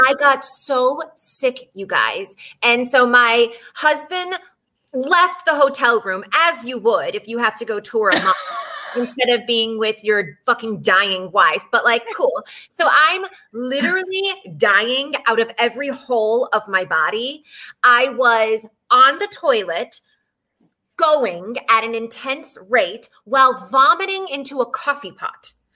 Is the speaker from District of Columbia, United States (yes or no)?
no; Texas, United States; I grew up in Texas